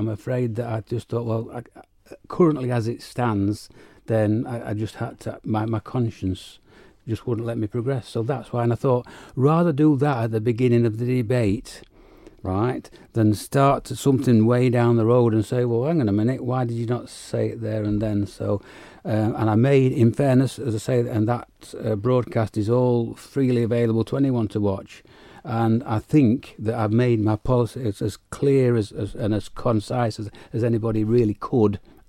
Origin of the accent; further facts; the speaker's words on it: United Kingdom; moved away; obviously I came here from the United Kingdom, so know all about the various forms that those parties have gone through